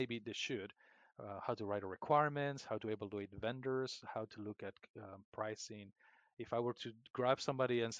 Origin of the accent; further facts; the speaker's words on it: Peru; moved away as an adult; now in United States; My hometown in the jungle of Peru